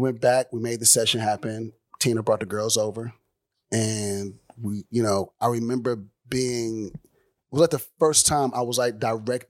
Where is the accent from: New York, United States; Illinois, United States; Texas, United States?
Texas, United States; Houston; also born or lived in Miami; Born in Miami, raised in Houston.